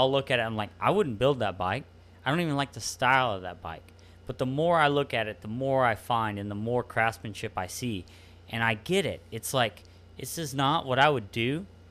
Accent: Mason, Texas, United States; also born or lived in Galveston, Texas; I, I grew, grew up in, in, in the middle of Texas

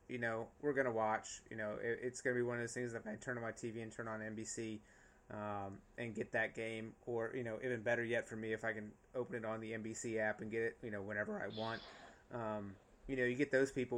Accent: North Carolina, United States; I grew up in North Carolina, so lacrosse, my high school still does not have a lacrosse

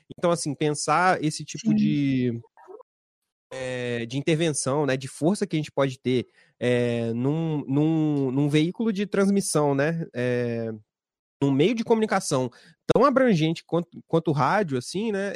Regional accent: Espírito Santo, Brazil; aqui no Espírito Santo, né? Somos do Espírito Santo

